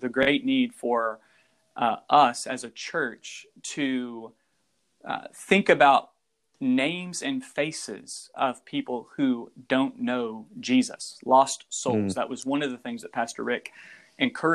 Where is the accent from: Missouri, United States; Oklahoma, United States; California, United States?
Oklahoma, United States; moved away as an adult; also born or lived in Memphis / Wake Forest; now in La Crosse, Virginia, United States; We are originally from Oklahoma. We met there, got married there.